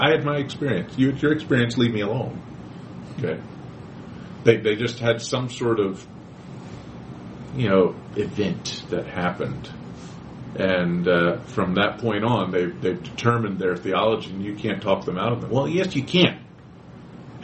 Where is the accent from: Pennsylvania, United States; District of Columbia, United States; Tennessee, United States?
Pennsylvania, United States; Quakertown; I grew up in Quakertown. That's my hometown. It's Quakertown.